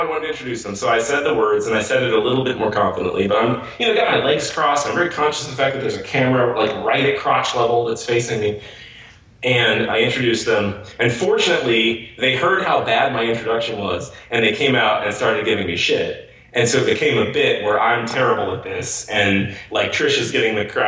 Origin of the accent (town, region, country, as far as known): Missouri, United States